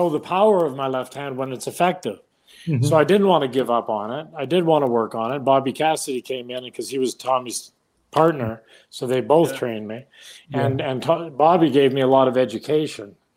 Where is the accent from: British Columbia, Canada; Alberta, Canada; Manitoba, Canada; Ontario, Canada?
British Columbia, Canada; Vancouver; I'm from Vancouver